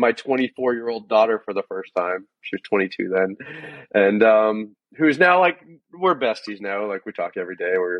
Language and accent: English; Norwalk, Connecticut, United States; born or raised there; also born or lived in Gainesville; now in Florida, United States